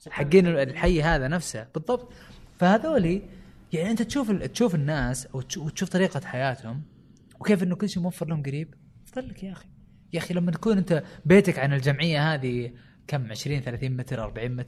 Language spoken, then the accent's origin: Arabic; Riyadh, Riyadh Province, Saudi Arabia; also born or lived in United States; البلازات اللي هو الحين انتشر عندنا في الرياض